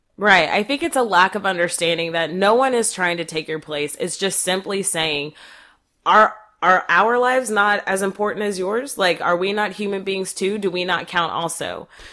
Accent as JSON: {"language": "English", "region": "North Texas", "country": "United States", "tie": "born or raised there", "said": "I grew up here in North Texas"}